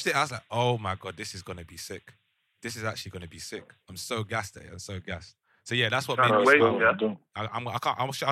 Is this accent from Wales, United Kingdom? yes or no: no; London, United Kingdom; me growing up in South London